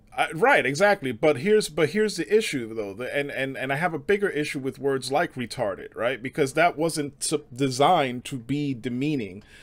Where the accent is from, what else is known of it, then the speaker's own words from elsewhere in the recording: New York City, New York, United States; moved away; also born or lived in suburbs; growing up in the Bronx, like, it's, it's Hispanics and blacks out there.